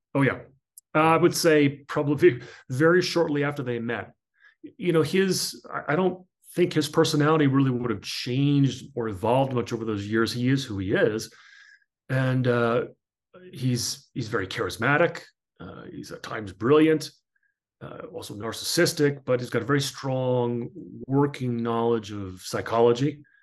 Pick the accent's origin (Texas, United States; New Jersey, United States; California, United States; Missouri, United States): New Jersey, United States; I grew up in New Jersey in a melting pot